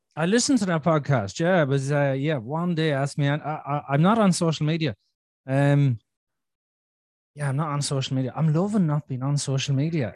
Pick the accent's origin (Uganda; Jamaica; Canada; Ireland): Ireland; I'm Irish